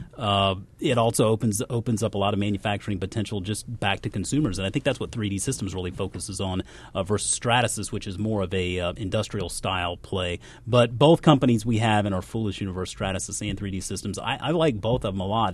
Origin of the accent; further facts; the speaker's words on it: South Carolina, United States; moved away as an adult; also born or lived in Georgia; I grew up in South Carolina, went to college in South Carolina